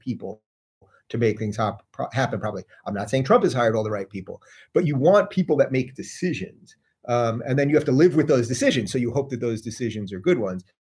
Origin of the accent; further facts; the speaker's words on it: New York, United States; I'm a New Yorker.